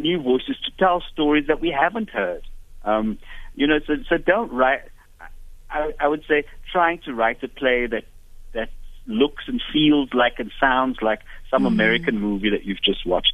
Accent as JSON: {"language": "English", "town": "Cape Town", "region": "Western Cape", "country": "South Africa", "moved": "yes", "said": "I'm originally from Cape Town"}